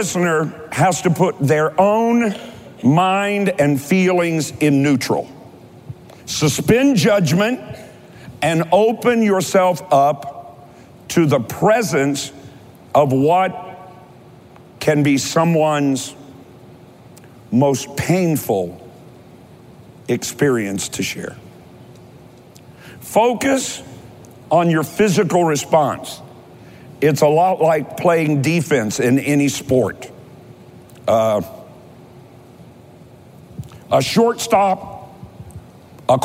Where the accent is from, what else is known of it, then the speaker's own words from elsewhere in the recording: Kentucky, United States; I'm from Kentucky